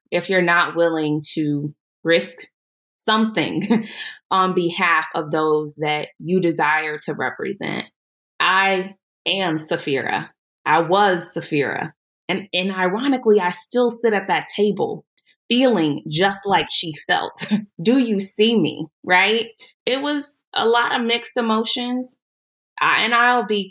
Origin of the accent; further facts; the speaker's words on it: Tulsa, Oklahoma, United States; I grew up here in Tulsa. I went to public school